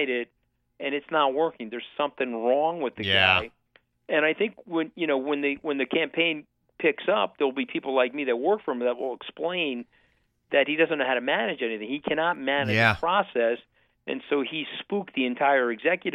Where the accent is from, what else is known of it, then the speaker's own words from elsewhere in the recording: Long Island, New York, United States; I grew up on Long Island. My dad was a crane operator in Port Washington in the sand pits for 41 years